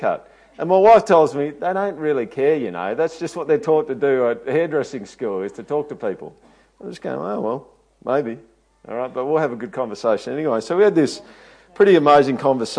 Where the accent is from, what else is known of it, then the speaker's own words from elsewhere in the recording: Toowoomba, Queensland, Australia; I'm not from here. I'm actually from Toowoomba.